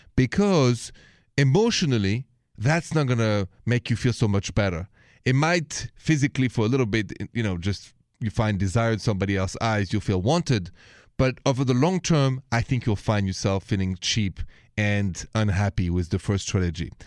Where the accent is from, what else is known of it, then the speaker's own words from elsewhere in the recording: Paris, Île-de-France, France; accent: Parisian French; moved away; my accent is from Paris, France